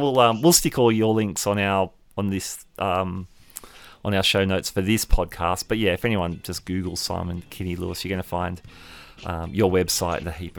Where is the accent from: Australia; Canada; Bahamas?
Australia; Sydney, New South Wales; hailing from my hometown of Sydney